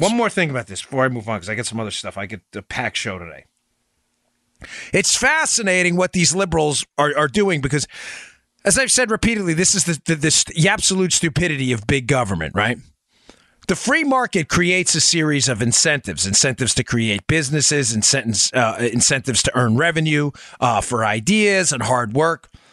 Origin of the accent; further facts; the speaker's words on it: New York City, New York, United States; now in Florida, United States; We're from Queens.